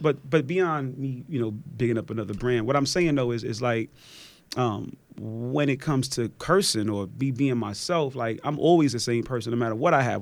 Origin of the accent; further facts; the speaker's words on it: New York City, New York, United States; moved away; also born or lived in Atlanta; I'm originally from Park Slope